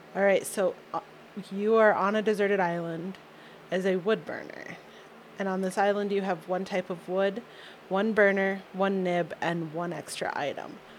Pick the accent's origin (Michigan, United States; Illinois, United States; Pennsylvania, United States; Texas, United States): Michigan, United States; outside of Detroit; I grew up outside of Detroit, and we had access to Canadian TV